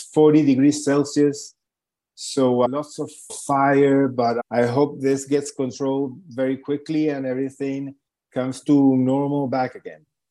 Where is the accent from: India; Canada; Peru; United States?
Peru; Lima; moved away as an adult; now in Santiago, Chile; I was born and raised in Lima, Peru.